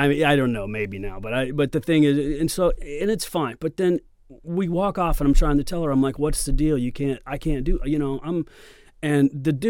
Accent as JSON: {"language": "English", "region": "Oklahoma", "country": "United States", "said": "You're right. I'm not from here. I'm from Oklahoma and I'll break your fucking hip."}